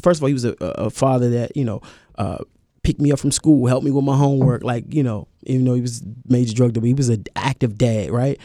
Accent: Washington, District of Columbia, United States; I'm from Washington D.C.

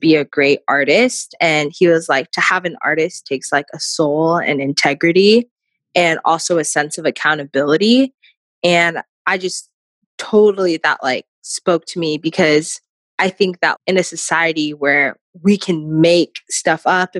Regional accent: Chandler, Arizona, United States; I grew up originally in Arizona, Chandler, Arizona. It's like a suburb right outside of Phoenix

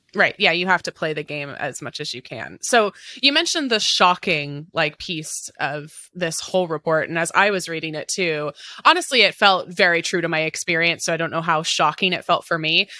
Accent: Pacific Northwest, United States; I'm in Seattle. I was born and raised in the Pacific Northwest

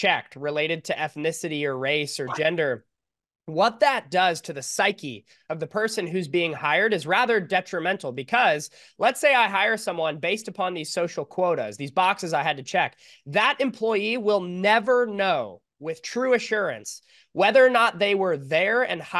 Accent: California, United States; I'm from California.

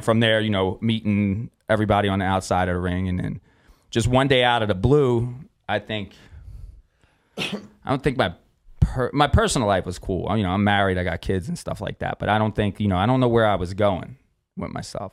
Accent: Philadelphia, Pennsylvania, United States; moved away as an adult; now in Las Vegas, United States; I come from South Philly

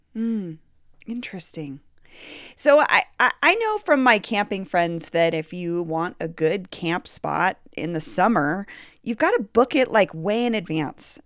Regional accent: Colorado, United States; I grew up in Colorado

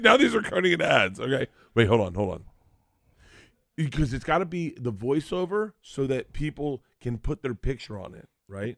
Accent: Tampa, Florida, United States; now in Los Angeles, United States; I grew up in Tampa

